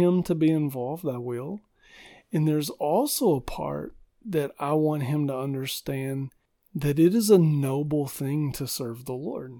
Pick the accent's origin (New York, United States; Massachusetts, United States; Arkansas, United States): Arkansas, United States; moved away as an adult; also born or lived in Fort Worth, Texas / Michigan; now in Middle Tennessee, United States; we grew up in Arkansas, and God called me into ministry, and we, we moved to Fort Worth, Texas